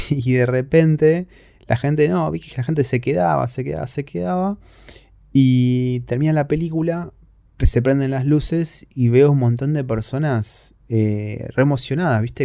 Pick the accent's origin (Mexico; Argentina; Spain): Argentina; soy argentino